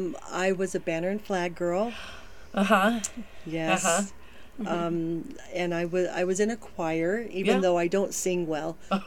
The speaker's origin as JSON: {"language": "English", "town": "Lancaster", "region": "California", "country": "United States", "tie": "born or raised there", "also_born_or_lived": "Quartz Hill, California / Panorama City, California / Hayward, California / Manteca, California", "moved": "as an adult", "said": "Because when I was 12, we moved from Lancaster, which was the big town, to Quartz Hill, which was a much smaller, more rural town. So I went to 8th grade in Quartz Hill in Quartz Hill High School."}